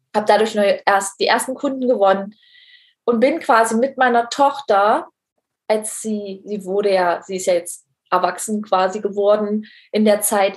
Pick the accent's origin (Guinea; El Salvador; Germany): Germany; East Germany; wir kommen nämlich beide aus dem Osten, äh, aus der mhm. DDR